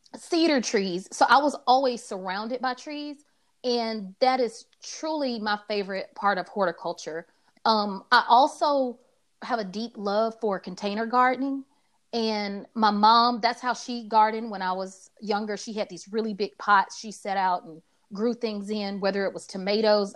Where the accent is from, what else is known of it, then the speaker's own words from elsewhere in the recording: Atlanta, Georgia, United States; I also grew up in a neighborhood called Adams Park in Atlanta, full of trees